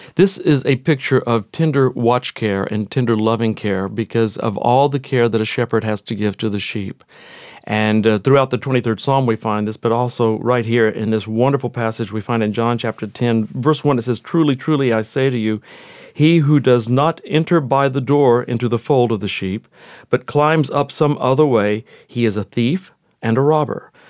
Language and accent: English; Texas, United States; even though I grew up in Texas, I grew up in the city